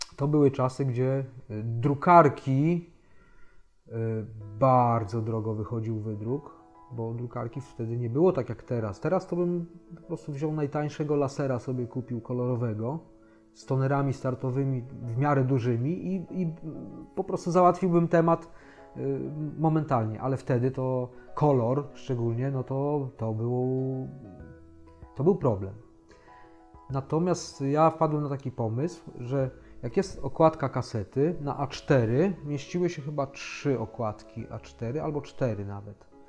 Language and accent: Polish; Gdańsk, Pomeranian Voivodeship, Poland; u nas w Gdańsku